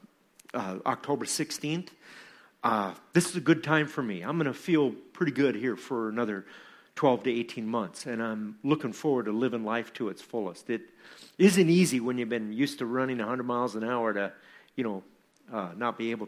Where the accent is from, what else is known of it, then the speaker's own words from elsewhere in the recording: Iowa, United States; from Iowa, from my hometown community